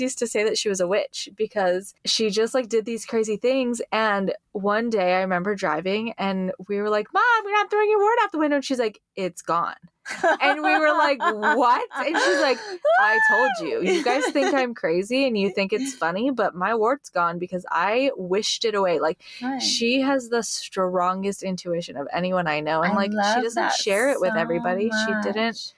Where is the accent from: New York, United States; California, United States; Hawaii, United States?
Hawaii, United States; I grew up in Hawaii